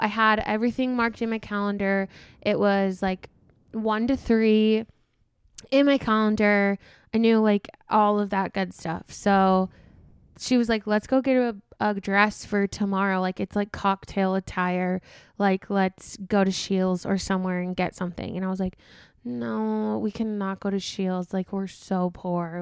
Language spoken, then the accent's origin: English; South Dakota, United States; moved away as an adult; now in Minnesota, United States; I'm from South Dakota. I just moved to Minnesota almost a year ago